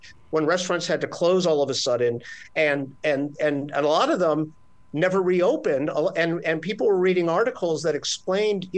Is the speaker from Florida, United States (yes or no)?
yes; Miami, Florida, United States; now in New York, United States; I grew up in Miami, Florida with a Cuban stepmother.